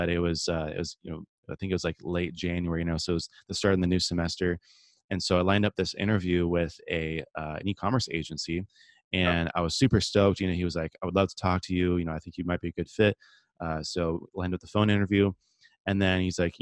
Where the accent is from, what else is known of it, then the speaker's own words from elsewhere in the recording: San Diego, California, United States; I grew up here in San Diego, California, my whole life, kind of born and raised